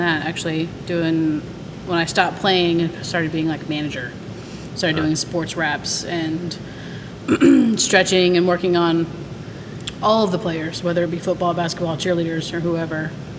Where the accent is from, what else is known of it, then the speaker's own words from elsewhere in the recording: Gustine, Texas, United States; I'm from Gustine, Texas, a little low spot, just, you know, south of here.